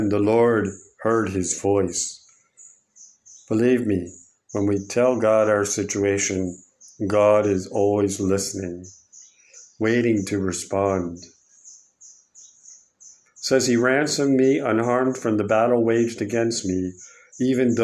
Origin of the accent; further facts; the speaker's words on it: United States; moved away; my home country of America